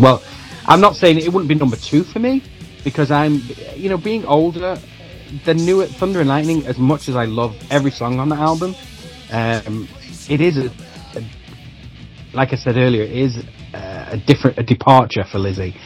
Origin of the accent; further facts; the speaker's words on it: Manchester, North West England, United Kingdom; it has that connection being about my hometown.